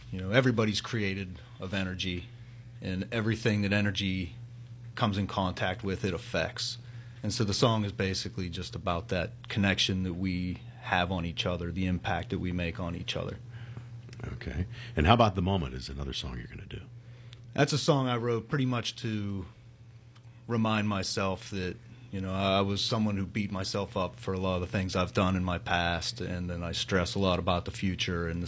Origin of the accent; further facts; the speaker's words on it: Pittsburgh, Pennsylvania, United States; I'm from the South Hills of Pittsburgh.